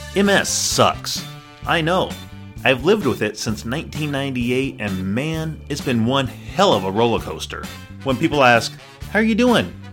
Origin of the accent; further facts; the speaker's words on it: Colorado, United States; I'm from Colorado.